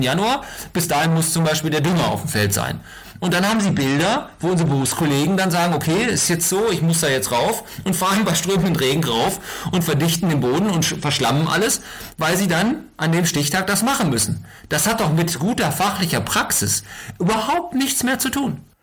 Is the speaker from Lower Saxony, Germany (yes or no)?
yes; Lower Saxony, Germany; bei uns in Niedersachsen